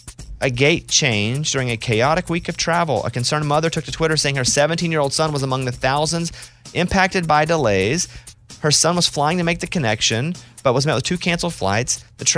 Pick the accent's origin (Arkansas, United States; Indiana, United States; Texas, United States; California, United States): Arkansas, United States; Growing up in Arkansas, you do a lot of things to survive, and there's a lot of ways.